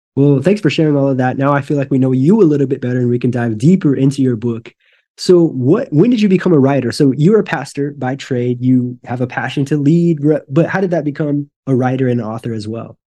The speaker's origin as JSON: {"language": "English", "region": "Northwest Missouri", "country": "United States", "tie": "born or raised there", "moved": "yes", "lives_now": "Brazil", "said": "I grew up in Northwest Missouri, so, like, Maryville, Saint Joe"}